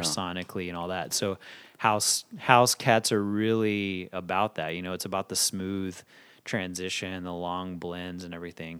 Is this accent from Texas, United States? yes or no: yes; Fort Worth, Texas, United States; moved away as an adult; now in Dallas, United States; Fort Worth is wh-, what made me who I am as far as, like, s, as far as school and, and hearing the type of music I was hearing growing up